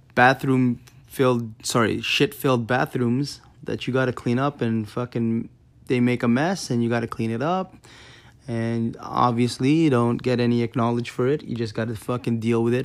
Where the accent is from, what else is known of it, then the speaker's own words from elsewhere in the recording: Canada; I'm from Canada